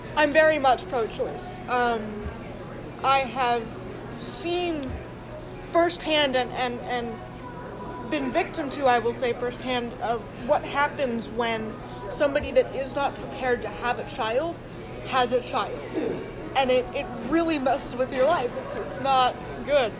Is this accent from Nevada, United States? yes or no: no; Delaware, United States; also born or lived in North Carolina; I was born in North Carolina, and I moved to Delaware um, right after I turned six